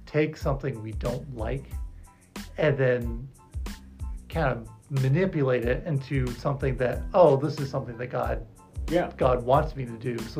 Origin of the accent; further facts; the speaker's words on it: United States; As an American